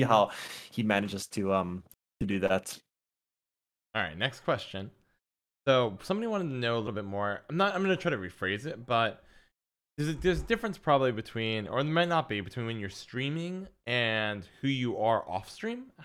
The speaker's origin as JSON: {"language": "English", "country": "United States", "said": "As an American"}